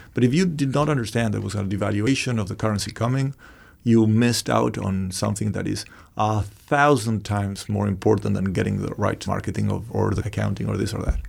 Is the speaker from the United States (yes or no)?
no; Argentina; moved away; I, I was born in Argentina